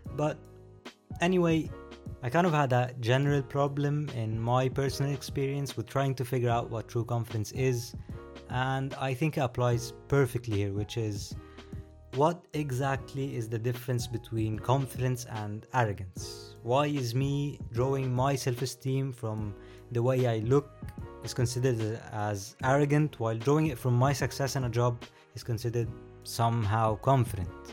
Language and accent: English; Egypt; I am from Egypt. So, the weird name, the accent, here you go.